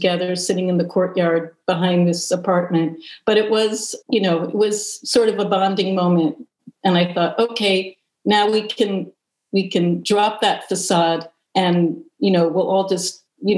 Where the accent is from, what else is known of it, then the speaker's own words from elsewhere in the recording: New York City, New York, United States; I grew up in New York City